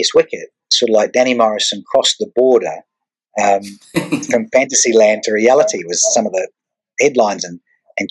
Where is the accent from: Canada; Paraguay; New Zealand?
New Zealand; moved away as an adult; now in Australia; I moved from New Zealand to Australia